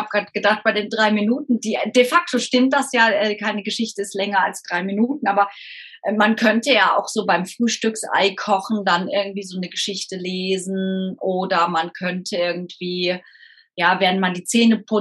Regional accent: Rhineland, Germany; Ich bin Rheinländerin, ich feiere irgendwie das Leben

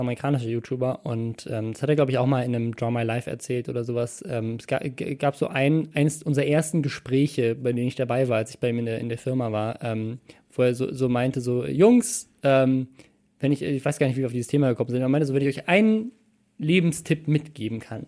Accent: Starnberg, Bavaria, Germany; da wo ich herkomme, in Starnberg

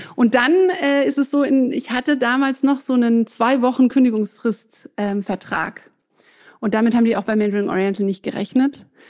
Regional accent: Southern Germany, Germany; first language French; moved away as an adult; also born or lived in England / France; now in Berlin, Germany; Ich bin in Süddeutschland aufgewachsen

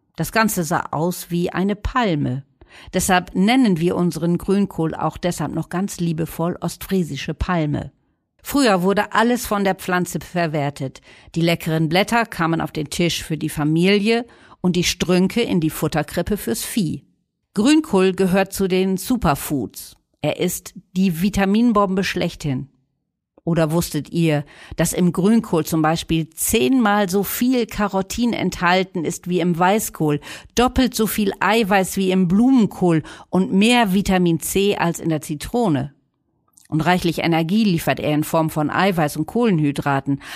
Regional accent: Northern Germany, Germany; wir Norddeutschen

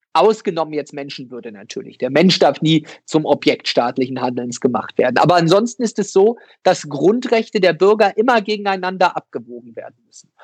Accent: Ueckermünde, Mecklenburg-Vorpommern, Germany; in meiner Heimatstadt in Öckermünde

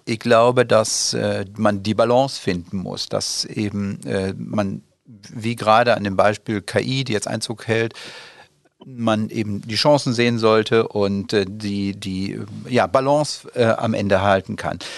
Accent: North Rhine-Westphalia, Germany; now in Dortmund, Germany; meine Heimat Richtung Südwestfalen

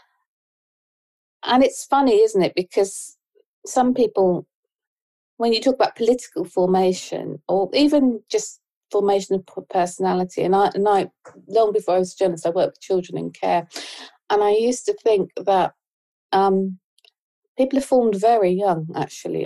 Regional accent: Ipswich, East of England, United Kingdom; I was born in Ipswich.

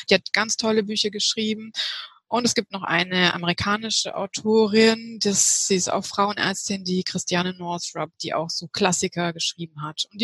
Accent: Heidelberg, Baden-Württemberg, Germany; ich komme aus Heidelberg und ich bin 38 Jahre alt.

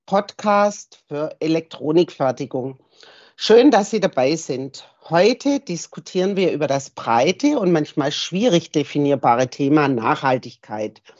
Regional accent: England, United Kingdom; German is a second language; wie ihr merkt, bin ich Engländerin

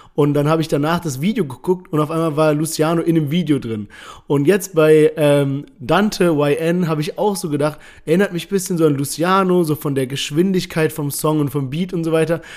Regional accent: Heidelberg, Baden-Württemberg, Germany; wir kommen beide aus Heidelberg.

